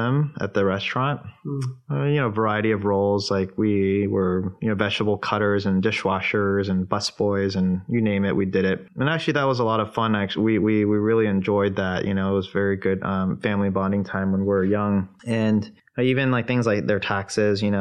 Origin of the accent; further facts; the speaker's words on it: Toledo, Ohio, United States; also born or lived in New York City, United States; they moved to Toledo, Ohio, of all places, when I was seven. And they started a small restaurant, Chinese restaurant in Toledo. Yeah, that's actually where I spent most of my childhood